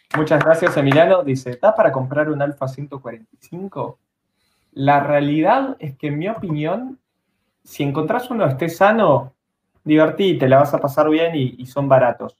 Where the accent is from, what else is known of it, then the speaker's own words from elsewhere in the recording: Bariloche, Río Negro, Argentina; yo soy de Bariloche, yo no soy de Capital.